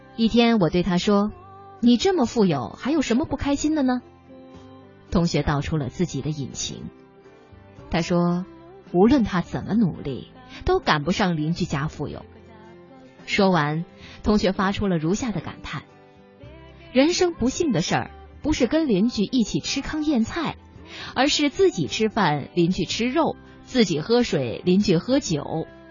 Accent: Liaoning, China; 记得我很小的时候，我在看我们辽宁省的春晚

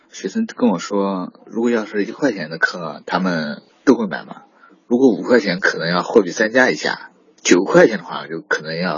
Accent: Hunan, China; accent: Hunan; 我家是湖南的，嗯，普通话有些方言，很多平时翘舌不是很区分。

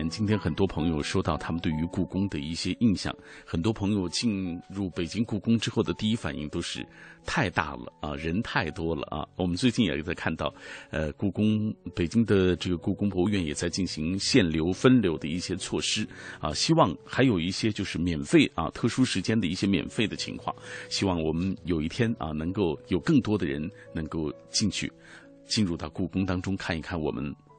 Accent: China; 作为一个中国人，真希望他们能够早早的回家。

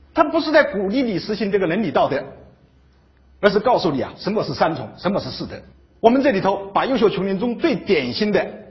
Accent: Hubei Jingshan, China; 小地方湖北金山人

